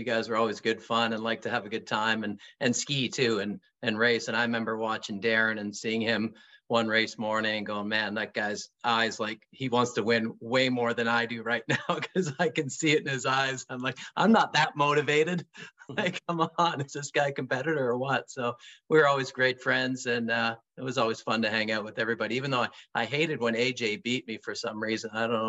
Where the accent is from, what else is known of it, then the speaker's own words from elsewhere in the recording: Aurora, Ontario, Canada; now in Toronto, Canada; I grew up in the East in Ontario. So I'm in Toronto now. I just grew up in Aurora and skied in Collingwood.